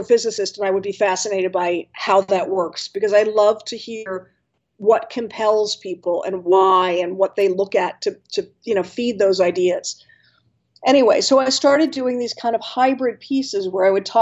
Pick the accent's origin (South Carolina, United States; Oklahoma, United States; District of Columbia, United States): District of Columbia, United States; Washington; I grew up in Washington, D.C.